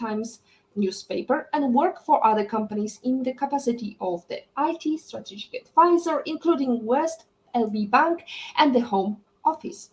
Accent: Poland; we are both coming from Poland

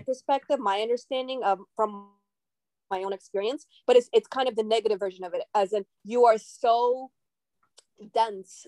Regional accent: New York City, New York, United States; also born or lived in Khabarovsk, Russia; I grew up in Brooklyn, New York, and I am originally from Russia.

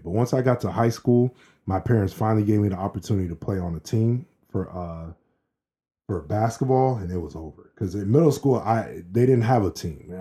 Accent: Maryland, United States; also born or lived in Boston, Massachusetts; we moved to Maryland when I was five from Boston.

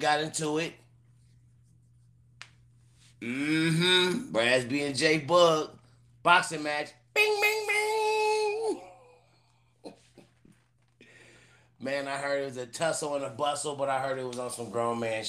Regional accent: California, United States; also born or lived in Cleveland, Ohio; I am born in Cleveland, Ohio. You know, I was there 10 years old, but I've been to California. So I'm a Cali nigga, but I was born in Cleveland

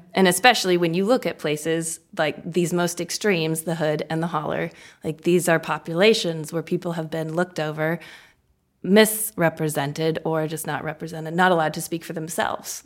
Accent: Kentucky, United States; now in Omaha, United States; I'm actually from Kentucky

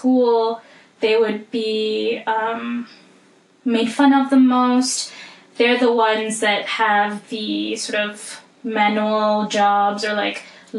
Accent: Malaysia; that was the big oppressive, like, sort of dark cloud in my life growing up in Malaysia

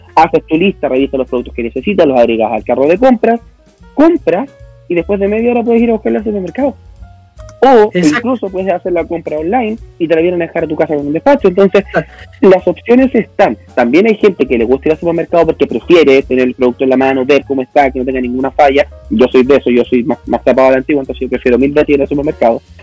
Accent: Chile

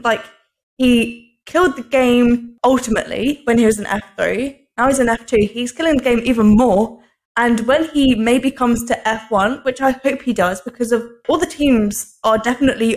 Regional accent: United Kingdom; I'm British

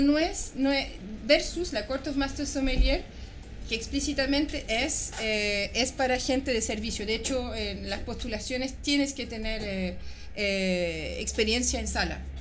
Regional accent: France; moved away as an adult; now in Chile; yo, como se puede apreciar en mi acento, yo, nací y crecí afuera, en Francia, de padre chileno

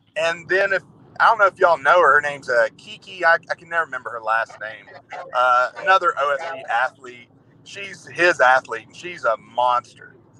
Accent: Murray, United States; anybody in my hometown or back home in Murray

